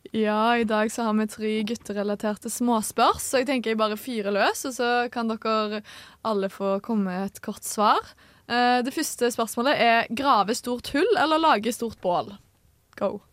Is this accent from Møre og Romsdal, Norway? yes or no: no; Stavanger, Rogaland, Norway; moved away; guttegjengen min hjemme i Stavanger